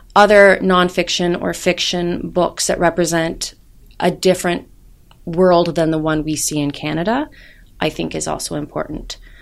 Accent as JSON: {"language": "English", "country": "United States", "said": "I'm American"}